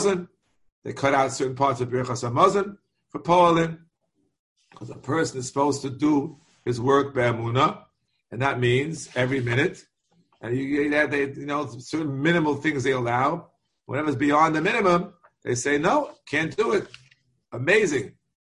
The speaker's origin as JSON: {"language": "English", "region": "New York", "country": "United States", "said": "I'm a New Yorker"}